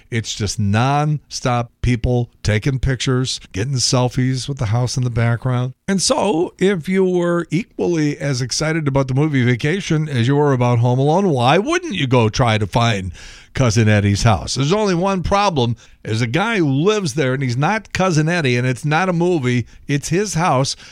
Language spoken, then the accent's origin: English; Chicago, Illinois, United States; I'm from Chicago, we don't put ketchup on hot dogs